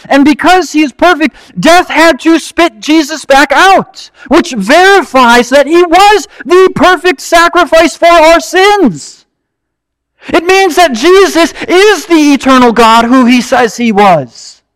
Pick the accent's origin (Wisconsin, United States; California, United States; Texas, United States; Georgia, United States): Wisconsin, United States; Marinette; moved away; also born or lived in Louisville, Kentucky; I'm from Marinette, Wisconsin